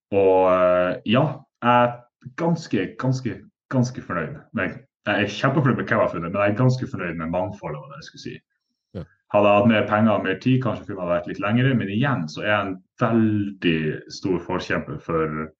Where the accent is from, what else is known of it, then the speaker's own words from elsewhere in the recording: Northern Norway, Norway; Nå er jeg nordlending sjøl